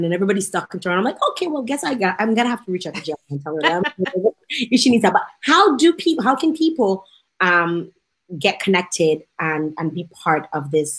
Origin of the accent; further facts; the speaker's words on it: Dominica; my home country of Dominica.